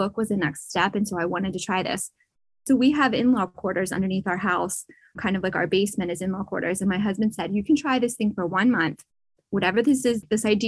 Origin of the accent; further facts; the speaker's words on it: Pennsylvania, United States; I was born and raised in Pennsylvania